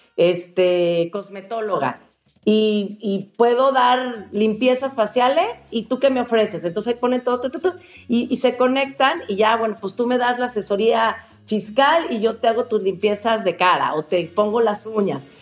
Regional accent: Mexico; como mexicanos

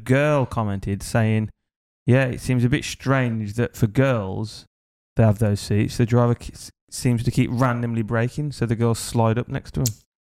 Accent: England, United Kingdom; now in Thailand; being English

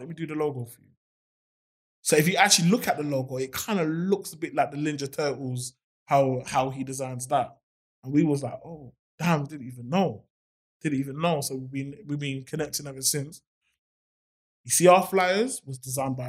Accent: London, United Kingdom; I'm a guy from Summerlayton

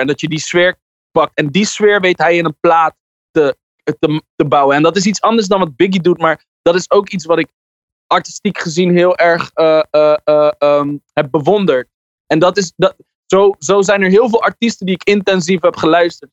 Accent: Ter Aar, South Holland, Netherlands; Ik kom uit Ter Aard, als een dorpje naast Alphen aan de Rijn.

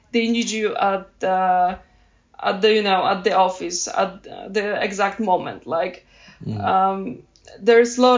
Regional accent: Poland; I'm from Poland

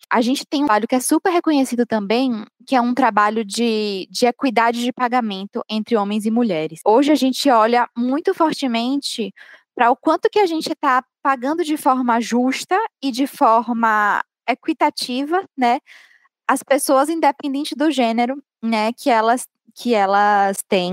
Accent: Bahia, Brazil; accent: Bahian; sou baiana, vocês devem ter percebido pelo meu sotaque

